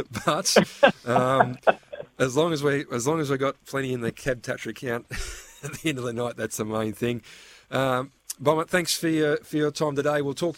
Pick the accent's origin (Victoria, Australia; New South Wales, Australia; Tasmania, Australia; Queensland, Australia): New South Wales, Australia; Newcastle; now in Western Australia; Newcastle, my hometown.